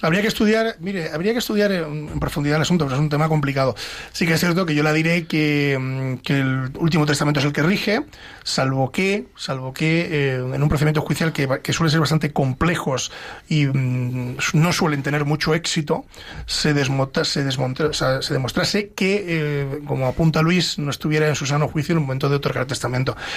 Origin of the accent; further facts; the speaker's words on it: Pedro Bernardo, Castile and León, Spain; Pedro Bernardo, a mi pueblo